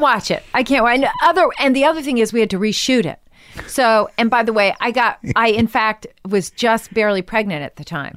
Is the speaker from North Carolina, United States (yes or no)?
no; Washington, District of Columbia, United States; also born or lived in New York; now in Los Angeles, United States; I was born in New York, and then I moved to Washington when I was, like, eight.